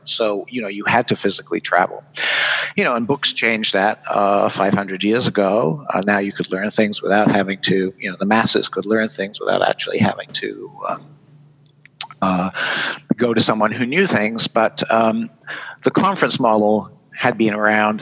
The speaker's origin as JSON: {"language": "English", "country": "United Kingdom", "accent": "British", "moved": "as an adult", "lives_now": "Vermont, United States", "said": "I'm a Brit."}